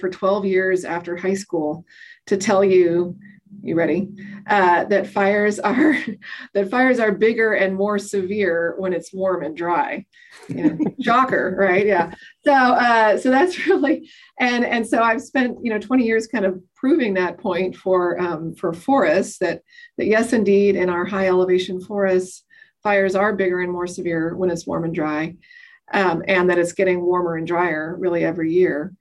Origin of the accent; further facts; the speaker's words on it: Colorado and Wyoming, the West, United States; now in Boise, United States; I grew up in the West. I grew up in Colorado and Wyoming